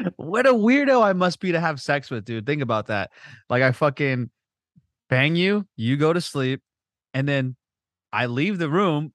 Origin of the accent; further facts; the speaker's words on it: Southern California, United States; we grew up in the belly of the beast. We grew up in Southern California